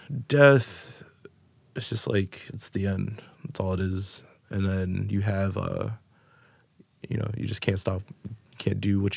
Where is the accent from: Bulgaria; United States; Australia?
United States; Florida; Chicago. I'm from Florida. It's different. It's different. Whiter, and like I said, it's whiter Spanish.